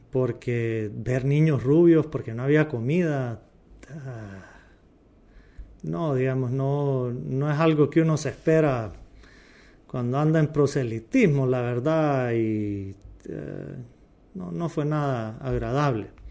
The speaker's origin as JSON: {"language": "Spanish", "country": "Honduras", "said": "como hondureños"}